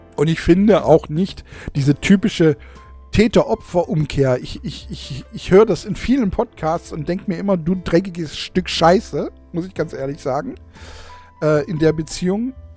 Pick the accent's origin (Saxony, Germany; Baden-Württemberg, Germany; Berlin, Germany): Baden-Württemberg, Germany; bei uns in Baden-Württemberg